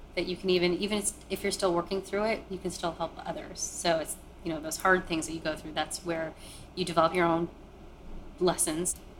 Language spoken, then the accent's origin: English; Maine, United States; born or raised there; also born or lived in Kolkata, India